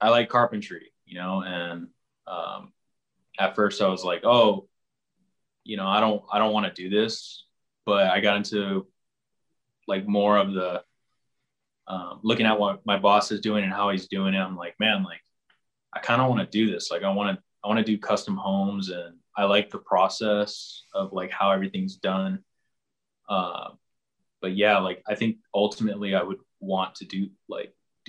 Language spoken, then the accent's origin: English; San Diego area, California, United States; I've been born and raised here